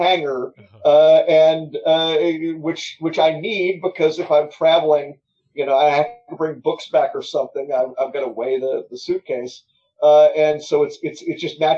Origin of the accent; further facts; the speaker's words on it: Memphis, Tennessee, United States; Memphis, again, that's my hometown